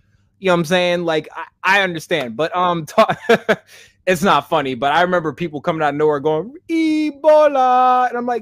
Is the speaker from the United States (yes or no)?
yes; Kansas, United States; I'm from Kansas, but I grew up with Samoans